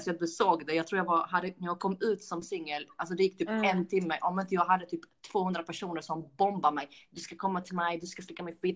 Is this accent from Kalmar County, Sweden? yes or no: no; Skåne, Sweden; now in Stockholm, Sweden; I mitt fall att jag flyttade från Skåne upp hit fastän jag hatar Stockholm.